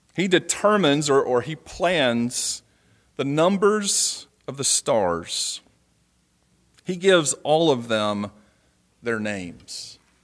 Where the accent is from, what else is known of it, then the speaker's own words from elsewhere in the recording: Georgia, United States; moved away; I'm leaving today to go down to Georgia to see family, to go back to my hometown